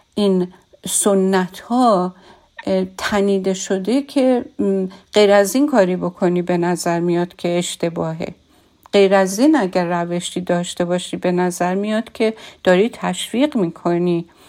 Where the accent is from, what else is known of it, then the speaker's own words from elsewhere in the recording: Iran; من از ایرانم